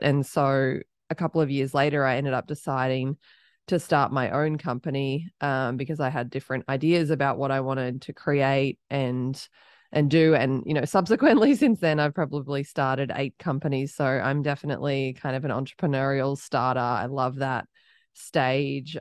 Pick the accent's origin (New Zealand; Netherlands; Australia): Australia; accent: Australian; moved away as an adult; now in Austin, United States; I'm Australian. People can probably start to pick that up from my accent, but I live in Austin, Texas.